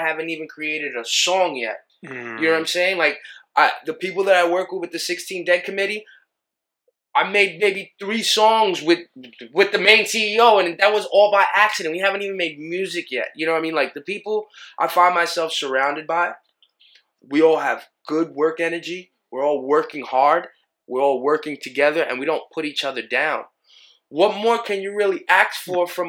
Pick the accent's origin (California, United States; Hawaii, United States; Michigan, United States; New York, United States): New York, United States; New York City; I'm from Killer Queens